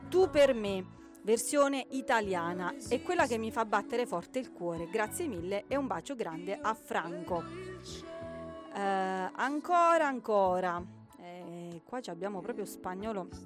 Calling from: Rovito, Calabria, Italy; sono di Rovito, in provincia di Cosenza.

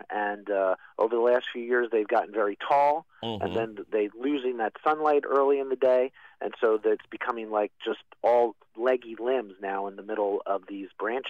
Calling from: Philadelphia, Pennsylvania, United States; I'm calling from Germantown in Philadelphia.

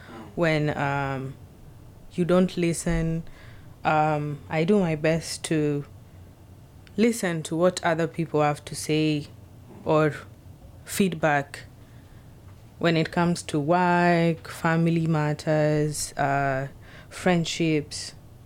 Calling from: Seattle, Washington, United States; I'm speaking from Seattle.

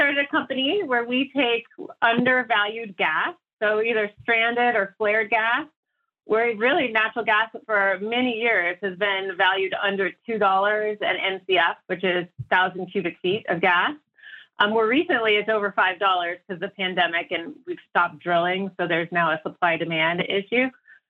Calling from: Denver, Colorado, United States; I'm calling in from Denver

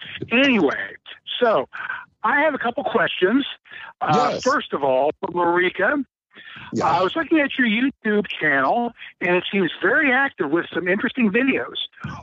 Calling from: Cincinnati, Ohio, United States; This is … in Cincinnati.

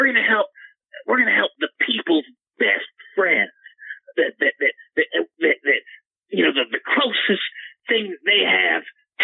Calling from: Oklahoma City, Oklahoma, United States; I'm calling from Oklahoma City.

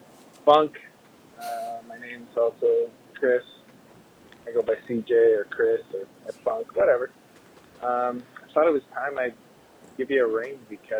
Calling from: Saskatchewan, Canada; I'm listening from Saskatchewan. I like you guys' show. I don't know anyone else well who's listening from Saskatchewan.

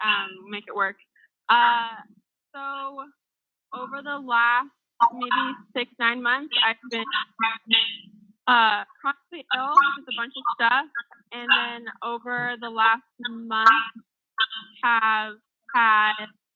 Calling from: Marietta, Georgia, United States; I'm calling from Georgia, Marietta, Georgia.

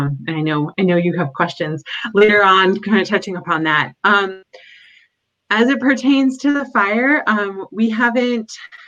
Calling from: Corvallis, Oregon, United States; So I'm calling in from Corvallis, Oregon, where Oregon State University is located.

